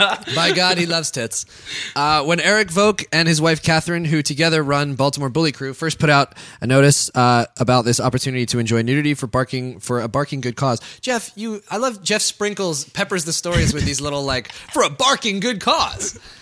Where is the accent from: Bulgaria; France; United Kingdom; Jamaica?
United Kingdom; England; I'm actually English, and I still do a terrible fake English accent just because it's funnier.